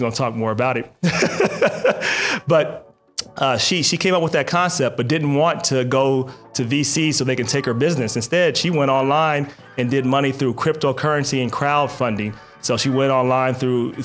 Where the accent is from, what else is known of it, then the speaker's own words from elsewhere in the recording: Cincinnati, Ohio, United States; I'm from Cincinnati, Ohio.